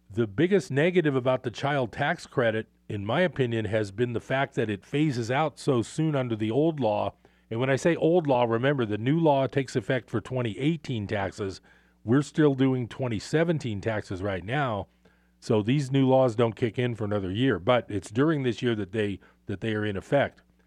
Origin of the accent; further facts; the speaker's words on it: Bay Area, California, United States; moved away as an adult; now in Northern California, United States; I grew up in the Bay Area